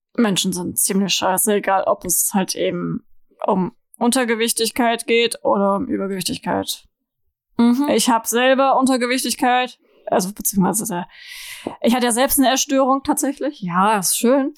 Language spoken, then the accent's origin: German; Lübeck, Schleswig-Holstein, Germany; wir haben bei uns in Lübeck halt so einen Mittelaltermarkt